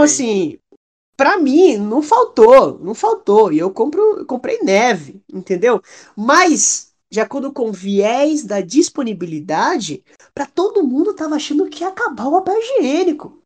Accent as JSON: {"language": "Portuguese", "town": "Salvador", "region": "Bahia", "country": "Brazil", "accent": "baiano", "said": "eu mesmo sou de Salvador"}